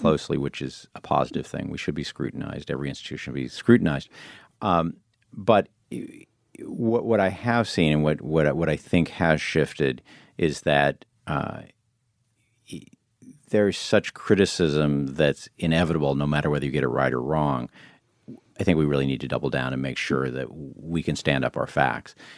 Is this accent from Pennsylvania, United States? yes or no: no; Illinois, United States; moved away; also born or lived in New York; I grew up in Illinois and I go back there